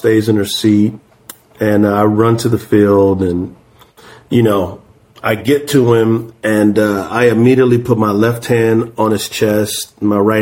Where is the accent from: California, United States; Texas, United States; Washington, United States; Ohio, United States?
Texas, United States; San Antonio; I'm from San Antonio